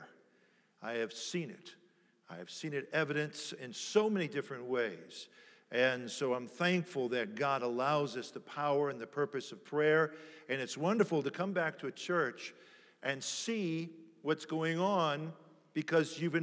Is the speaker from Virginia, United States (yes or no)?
no; near Annapolis, D.C., Maryland, United States; We grew up in Washington, D.C., right outside of Washington, actually in Maryland by Annapolis.